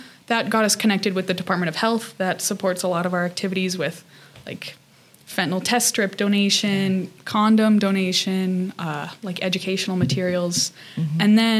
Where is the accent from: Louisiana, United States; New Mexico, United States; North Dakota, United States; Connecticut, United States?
New Mexico, United States; now in Salt Lake City, United States; New Mexico.